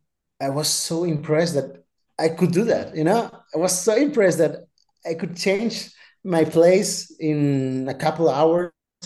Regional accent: Balearic Islands, Spain; English is a second language; moved away as an adult; outside of Spain was to go to Chicago. That was scary too. 18 years old, 19 years old, also. And I didn't speak English at all.

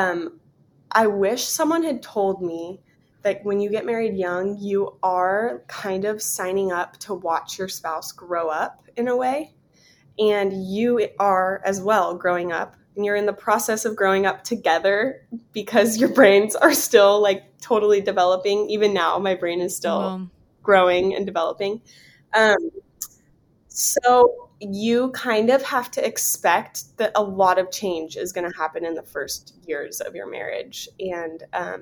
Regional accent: San Diego, California, United States; moved away as an adult; now in Vero Beach, United States; I was born and raised in Southern California, North County, San Diego.

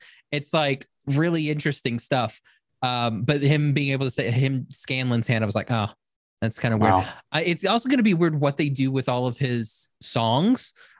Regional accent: Oklahoma, United States; I'm from Oklahoma.

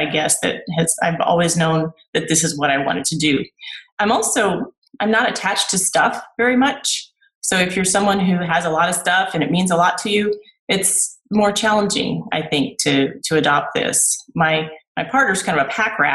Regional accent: Houston, Texas, United States; moved away as an adult; also born or lived in Iowa / Austin, Texas / Northern California; now in Todos Santos, Mexico; I grew up in Texas, in Houston

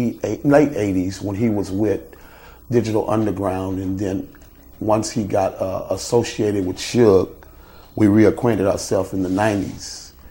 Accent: Oakland, California, United States; I grew up in Oakland, California.

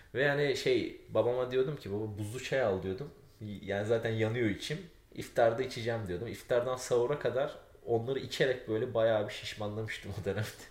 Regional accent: Aegean Region, Turkey; Biz Ege'liyiz çünkü bizim evde çok zeytinyağlı olur

